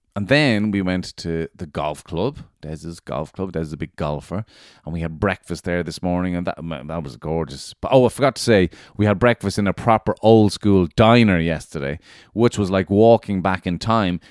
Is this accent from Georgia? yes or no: no; Ireland; being Irish